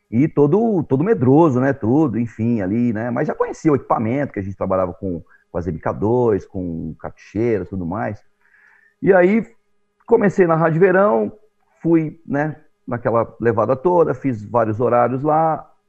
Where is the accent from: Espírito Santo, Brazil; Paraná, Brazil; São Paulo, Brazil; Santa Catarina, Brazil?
São Paulo, Brazil; born there; eu sou nascido em São Paulo, mas já, assim, sou frequentador da Baixada, morador da Baixada aqui do, do, do litoral, já há um bom tempo aí, quase 40 anos